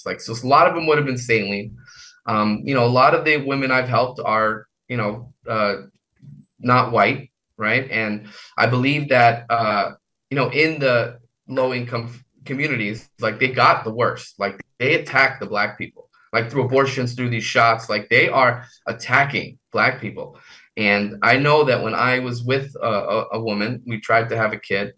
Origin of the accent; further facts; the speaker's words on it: New York City, New York, United States; I'm from Queens